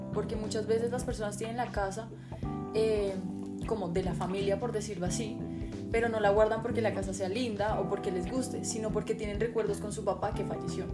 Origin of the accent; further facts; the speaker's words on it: Bogotá, Colombia; yo vivo en Bogotá, pero no solo vivo en Bogotá, sino que yo soy habitante de Bogotá